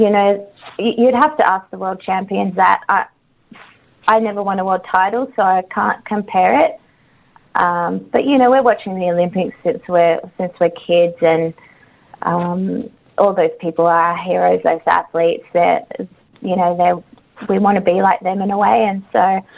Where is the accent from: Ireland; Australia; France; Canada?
Australia; I am Australian and I love my country